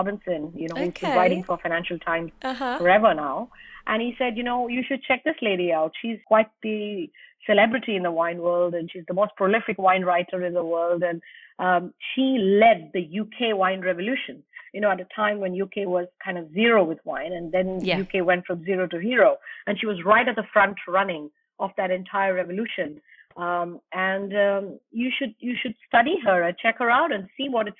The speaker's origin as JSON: {"language": "English", "country": "India", "said": "as an Indian, we were so not exposed to the culture of wine"}